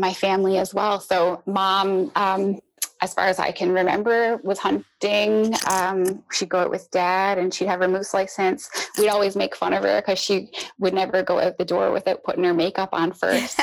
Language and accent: English; Newfoundland and Labrador, Canada; I'm from Newfoundland, which is an island off the coast of Canada in the North Atlantic